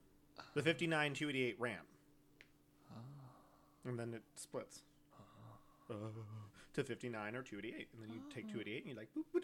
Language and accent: English; Schertz, Texas, United States; I always hated those people, specifically because I am from Schertz, and Schertz drives like that everywhere.